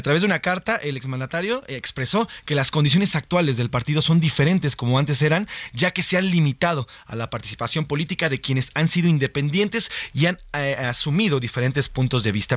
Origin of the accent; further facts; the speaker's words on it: Mexico; qué garantías tenemos como mexicanos